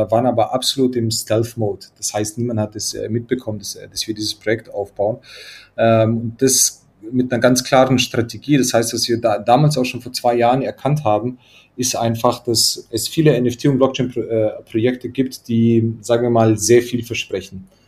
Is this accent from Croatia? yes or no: yes; Croatia; now in Munich, Germany; Äh, ich komme ursprünglich, komme ich eigentlich aus Kroatien.